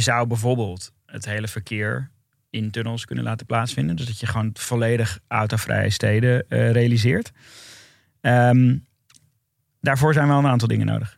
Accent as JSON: {"language": "Dutch", "town": "Amsterdam", "region": "North Holland", "country": "Netherlands", "said": "ik kom uit Noord"}